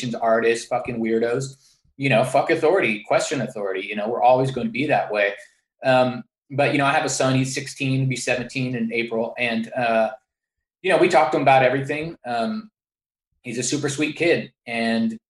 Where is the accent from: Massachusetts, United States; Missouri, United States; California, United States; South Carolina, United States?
California, United States; San Francisco; growing up in San Francisco, I went to public school